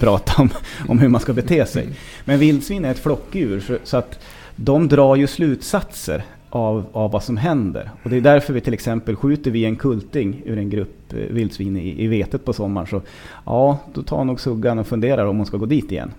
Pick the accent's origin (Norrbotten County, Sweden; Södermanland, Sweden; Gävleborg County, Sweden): Gävleborg County, Sweden; Hälsingland; jag växte upp i Hälsingland